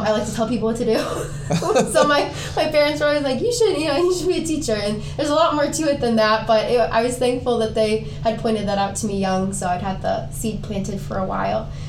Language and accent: English; Decorah, Iowa, United States; we're all from Decorah, Iowa